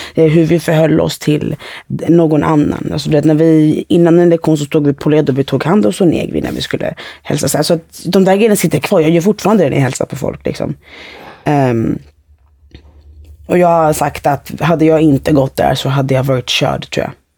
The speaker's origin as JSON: {"language": "Swedish", "town": "Fisksätra", "region": "Stockholm County", "country": "Sweden", "tie": "born or raised there", "said": "jag växte upp i Fisksätra"}